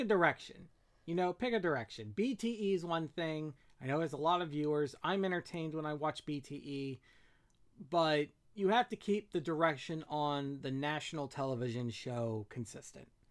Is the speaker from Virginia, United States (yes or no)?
yes; Virginia, United States; former high school teacher from my home state, Virginia